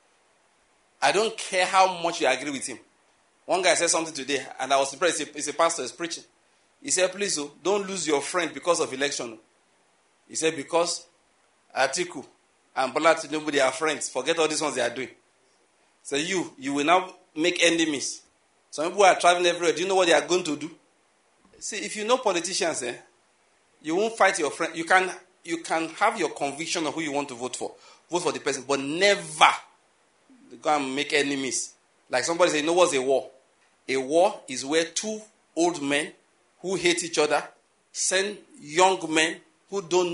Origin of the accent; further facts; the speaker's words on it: Nigeria; as a Nigerian